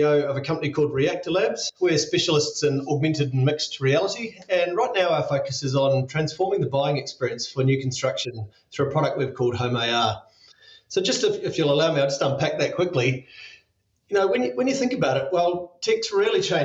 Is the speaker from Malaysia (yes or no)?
no; New Zealand; as a New Zealander